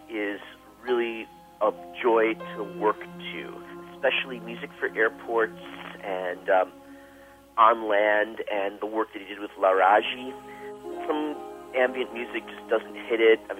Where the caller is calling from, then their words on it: Chicago, Illinois, United States; I'm calling from Chicago, Illinois.